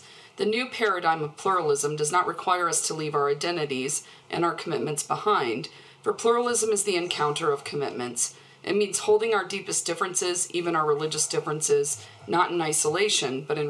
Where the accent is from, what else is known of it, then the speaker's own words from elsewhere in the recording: Midwest, United States; moved away as an adult; now in Colorado, United States; I was born and raised in the Church of the Nazarene in the heart of the Midwest, so quite conservative